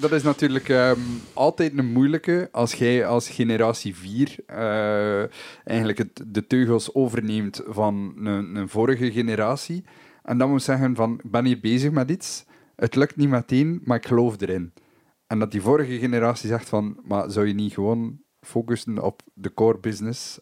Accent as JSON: {"language": "Dutch", "country": "Belgium", "also_born_or_lived": "Germany"}